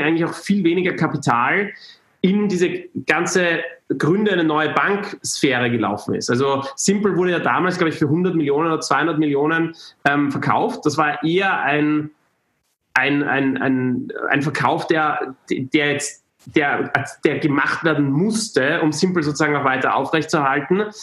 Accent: Austria; moved away; es war in Österreich, da konnte ich äh, zurück zu, in meine, meine Heimat mal wieder, wieder kehren

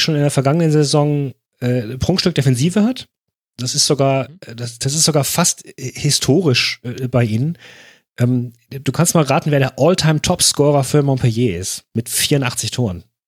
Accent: Germany; als Deutscher

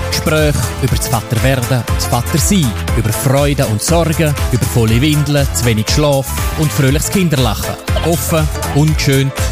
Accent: Graubünden, Switzerland; Man hört es mir an, ich bin Bündner

